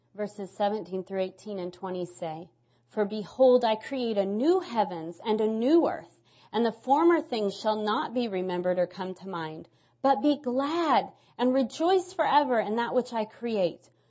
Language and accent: English; Nebraska, United States; moved away as an adult; now in New England, United States; I'm from Nebraska, and two and a half years ago God called us to New, to New England